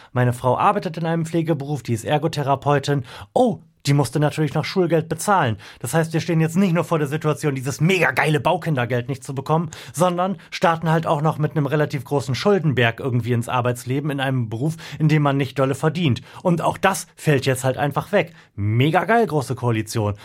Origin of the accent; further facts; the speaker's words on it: Delmenhorst, Lower Saxony, Germany; meine Heimatstadt Delmhorst